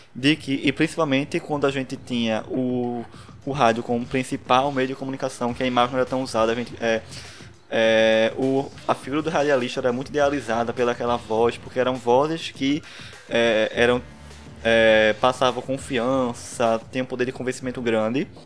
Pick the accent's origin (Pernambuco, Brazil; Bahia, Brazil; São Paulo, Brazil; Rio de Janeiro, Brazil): Pernambuco, Brazil; Recife; Não sei se deu pra notar pelo sotaque, mas eu sou de Recife